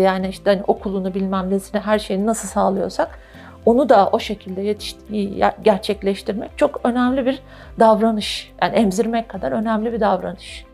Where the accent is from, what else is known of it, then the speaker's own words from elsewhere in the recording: Turkey; Türkler olarak